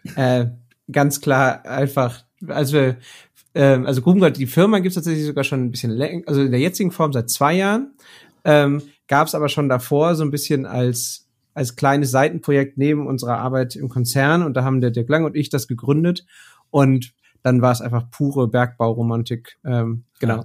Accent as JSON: {"language": "German", "town": "Bochum", "region": "North Rhine-Westphalia", "country": "Germany", "tie": "born or raised there", "said": "ich komme aus dem Ruhrgebiet. Ich bin in Bochum geboren, habe hier Mathe studiert"}